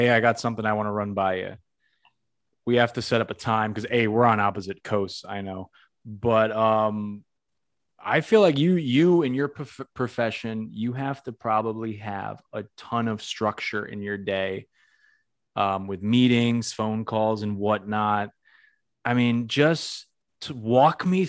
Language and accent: English; Massachusetts, United States; I'm from Massachusetts